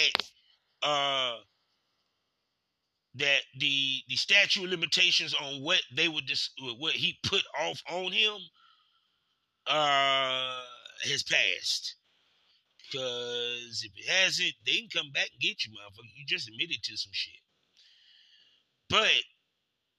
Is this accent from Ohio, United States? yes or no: no; Durham, North Carolina, United States; I'm just from Durham.